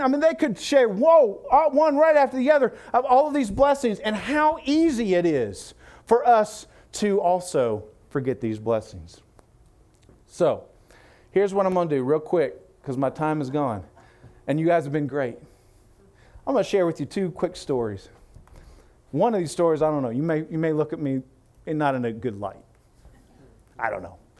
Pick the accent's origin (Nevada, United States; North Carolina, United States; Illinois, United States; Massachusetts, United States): Illinois, United States; I'm from Illinois.